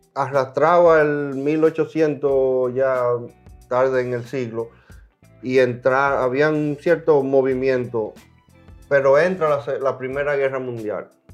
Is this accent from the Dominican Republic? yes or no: yes; Dominican Republic; now in United States; ya yo me fui de mi país, eso no quiere decir que yo no soy dominicano